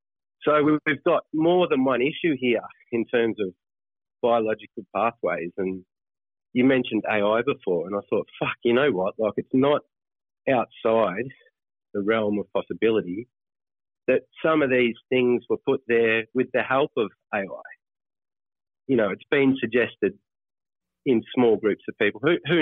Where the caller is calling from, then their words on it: Australia; I'm calling from Australia.